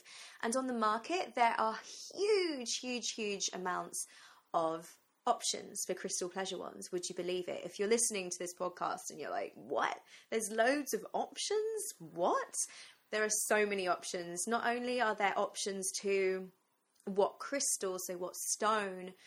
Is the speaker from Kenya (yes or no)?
no; England, United Kingdom; also born or lived in London; So I'm from England, I'm in London